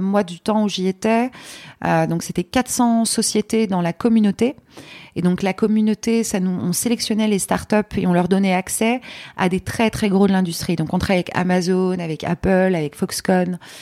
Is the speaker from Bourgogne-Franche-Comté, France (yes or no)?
no; Paris, Île-de-France, France; also born or lived in Poland; Je suis née à Paris